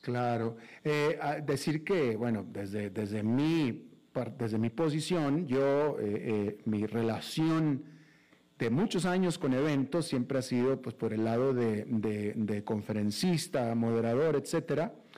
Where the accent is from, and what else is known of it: Mexico; now in United States